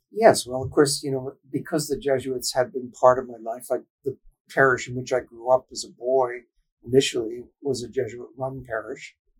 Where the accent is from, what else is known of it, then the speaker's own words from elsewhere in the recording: Boston, Massachusetts, United States; I was born in Boston and uh, raised in a middle class Irish community in South Boston